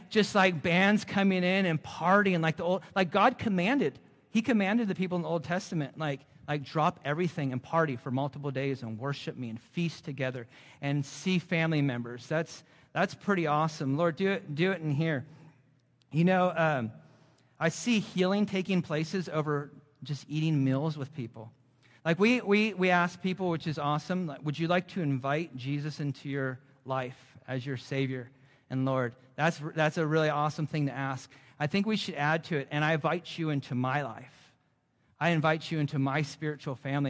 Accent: Central Coast of California, United States; moved away; also born or lived in Florida; I'm originally from the Central Coast of California, and we lived in Florida for fifteen years

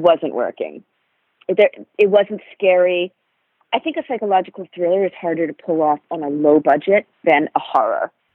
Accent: Rhode Island, United States; moved away; also born or lived in New York City; I grew up in Rhode Island, so that's obviously not a city

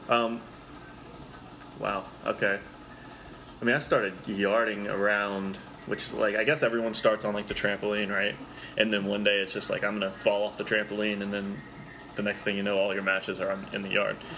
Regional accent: Lexington, Kentucky, United States; I'm from Lexington, it's like an hour east

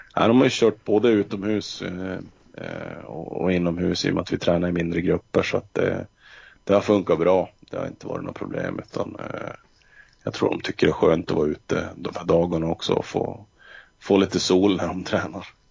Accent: Luleå, Norrbotten County, Sweden; moved away as an adult; now in Örnsköldsvik, Sweden; jag kommer från Luleå

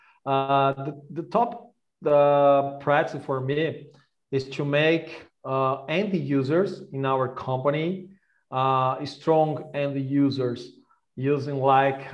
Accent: Brazil; I'm born and raised in Brazil

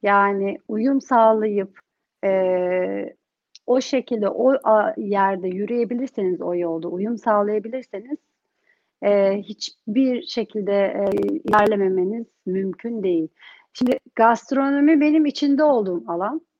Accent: Turkey; now in London, United Kingdom; Ama ben Türkiye'de yetiştim. Hani oranın kültürü, oranın eğitimini aldım. Türkiye'ye dönmeyi istiyorum. Ama şimdi çocuklar burada doğdu.

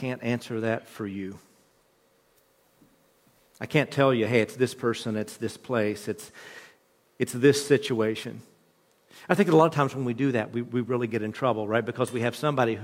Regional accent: West Virginia, United States; the mountain people that I grew up with in West Virginia

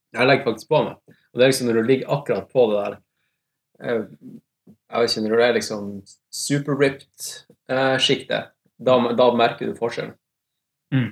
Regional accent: Tromsø, Troms, Norway; accent: Tromsø dialect; moved away as an adult; now in Oslo, Norway; kommer fra Tromsø. Uh, har bodd i Oslo de siste ti årene, så jeg føler liksom Ja. Eneste måten du kan liksom skjønne at jeg er fra Tromsø på, er at jeg snakker Tromsø-dialekt

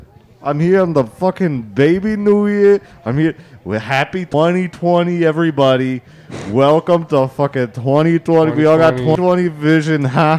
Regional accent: New York, United States; I'm from {S4} Spurs {S5} New York.

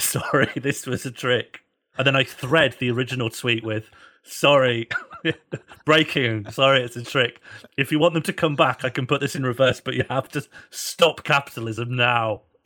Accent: Birmingham, West Midlands, United Kingdom; moved away; I grew up in Birmingham

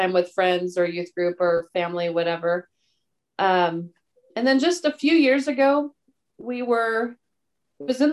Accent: Lebanon, Oregon, United States; now in Salem, United States; about, an hour away from Lebanon, where we grew up

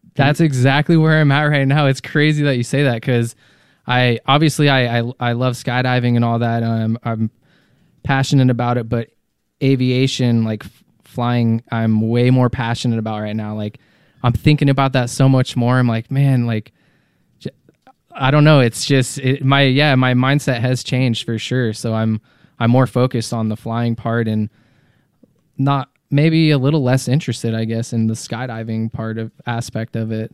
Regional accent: Colorado, United States; moved away as an adult; also born or lived in Massachusetts; I was born in Massachusetts, but, uh, grew up in Colorado

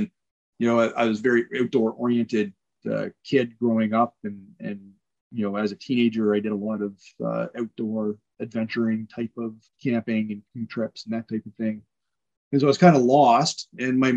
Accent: Ontario, Canada; also born or lived in Newfoundland; I was in high school in Ontario. I grew up in Ontario

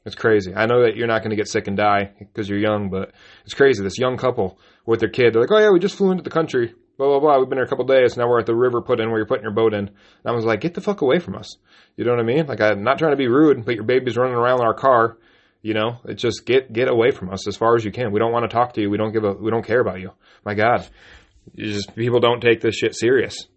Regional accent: United States; we're American citizens

